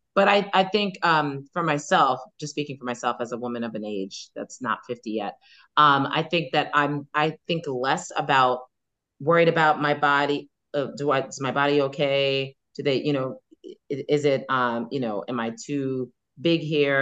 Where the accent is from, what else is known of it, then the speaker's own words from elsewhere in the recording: New York City, New York, United States; I grew up on Staten Island